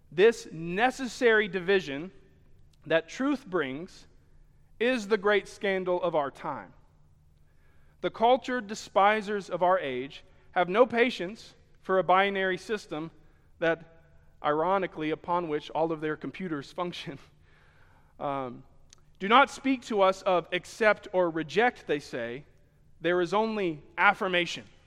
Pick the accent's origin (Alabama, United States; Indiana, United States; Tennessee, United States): Alabama, United States; Sheffield; Here in Alabama, and I was born in Sheffield and spent most of my, my, my days here